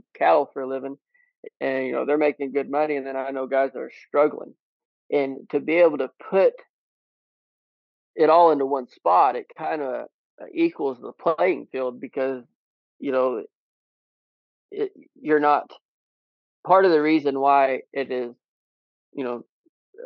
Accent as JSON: {"language": "English", "region": "Southwest Missouri", "country": "United States", "said": "I'm originally from Southwest Missouri"}